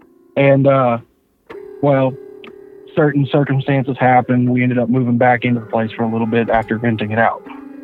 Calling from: Warner Robins, Georgia, United States; I live in Warner Robins, Georgia.

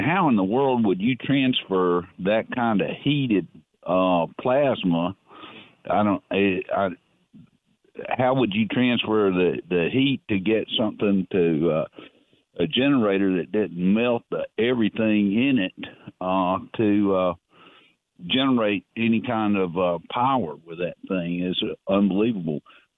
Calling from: Darlington, North East England, United Kingdom; in Darlington.

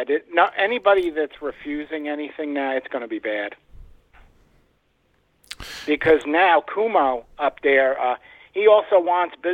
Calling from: New York, United States; calling from New York.

